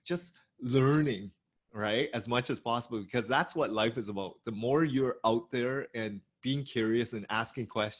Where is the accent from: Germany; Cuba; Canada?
Canada; Hamilton, Ontario; I grew up in Hamilton, which is an hour away from Toronto